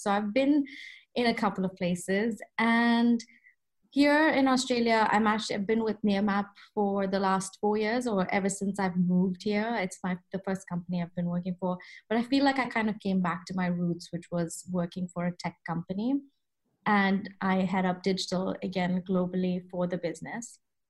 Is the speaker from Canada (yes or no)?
no; Kuwait; also born or lived in India / Boston, United States; So as you know, I grew up in the Middle East, in Kuwait to be specific, but I'm of Indian origin.